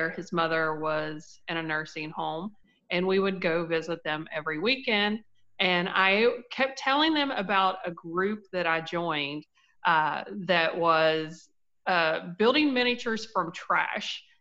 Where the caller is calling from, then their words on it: Winfield, West Virginia, United States; It's West Virginia, Winfield, West Virginia.